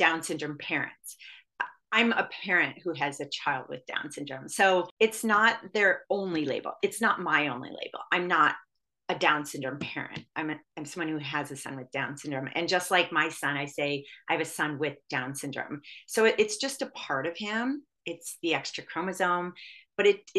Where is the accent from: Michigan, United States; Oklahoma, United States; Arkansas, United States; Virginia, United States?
Michigan, United States; when I was growing up in Michigan